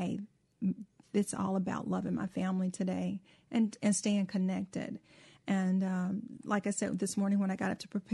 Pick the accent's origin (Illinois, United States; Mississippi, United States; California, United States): Mississippi, United States; I grew up in Mississippi